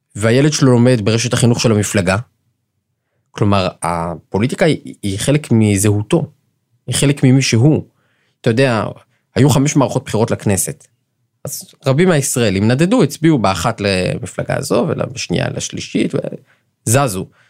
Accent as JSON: {"language": "Hebrew", "town": "Jerusalem", "region": "Jerusalem District", "country": "Israel", "said": "אני ירושלמי, שאינו חרדי"}